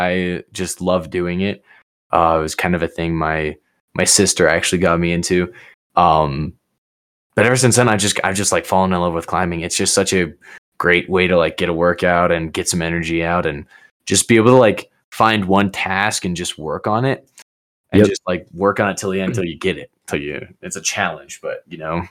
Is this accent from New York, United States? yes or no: no; Colorado Springs, Colorado, United States; also born or lived in Georgia; moved here when I was like one. I was born in Georgia, but all I can remember is Colorado.